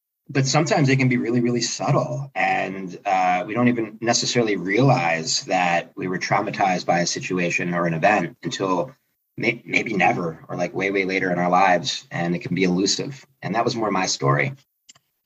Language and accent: English; Philadelphia, Pennsylvania, United States; moved away as an adult; also born or lived in Southern Florida; now in San Diego, United States; I'm originally from Philadelphia